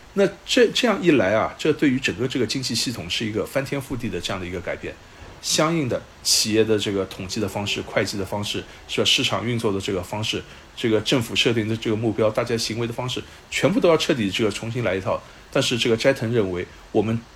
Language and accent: Chinese; China; 我们中国人